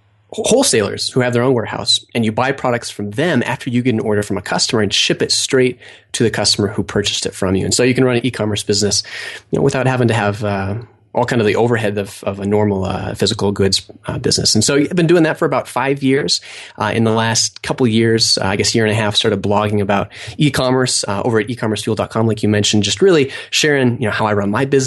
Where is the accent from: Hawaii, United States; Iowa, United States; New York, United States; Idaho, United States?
Idaho, United States; also born or lived in Montana; Well, I grew up in Idaho. I went to school in Montana.